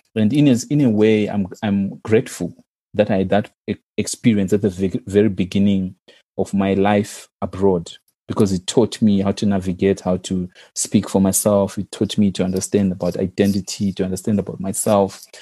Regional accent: Zimbabwe; moved away as an adult; my first degree was in my home country, so I did my undergraduate in Zimbabwe

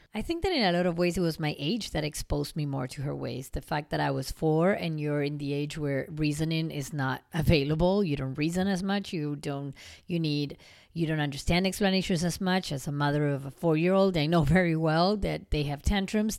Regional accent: Argentina; moved away; growing up in Argentina and our family and how we were raised

